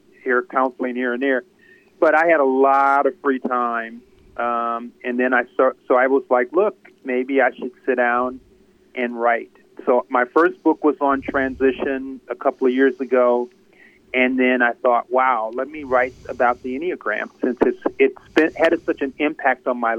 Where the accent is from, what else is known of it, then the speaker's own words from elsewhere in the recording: Wisconsin, United States; also born or lived in New York; now in Chicago, United States; I'm from Wisconsin, and I grew up in Wisconsin